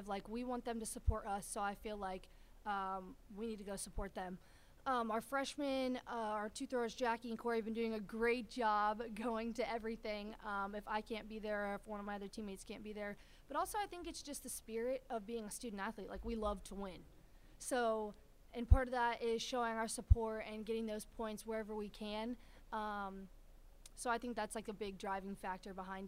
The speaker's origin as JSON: {"language": "English", "region": "Ohio", "country": "United States", "moved": "yes", "said": "I'm from Ohio"}